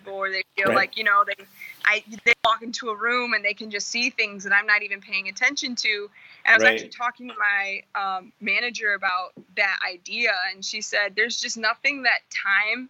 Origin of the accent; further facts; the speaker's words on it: Jackson, Michigan, United States; moved away as an adult; now in Grand Rapids, United States; I'm from Jackson, Michigan, originally, Spring Arbor, more specifically